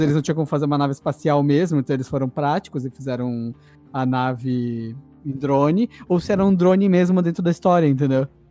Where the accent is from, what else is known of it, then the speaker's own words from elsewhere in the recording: Brazil; a gente é brasileiro